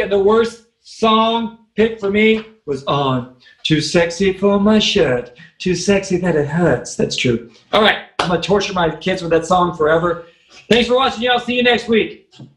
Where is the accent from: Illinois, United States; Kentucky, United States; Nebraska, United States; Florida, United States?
Kentucky, United States; I'm from Kentucky